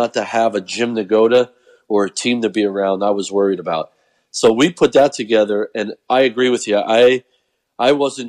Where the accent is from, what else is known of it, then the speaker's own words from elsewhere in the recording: Pennsylvania, United States; moved away; I grew up in Pennsylvania